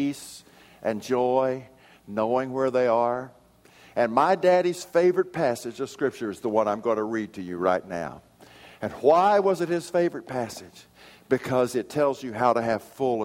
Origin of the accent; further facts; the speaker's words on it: Odessa, Texas, United States; now in Oklahoma, United States; my hometown of Odessa